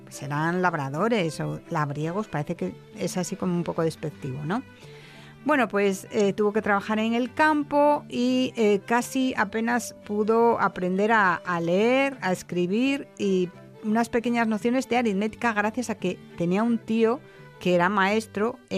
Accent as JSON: {"language": "Spanish", "region": "Asturias", "country": "Spain"}